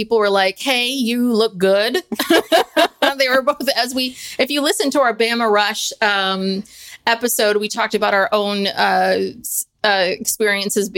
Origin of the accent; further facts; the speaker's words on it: Bay Area, California, United States; also born or lived in Ukiah, California; I grew up in the Bay Area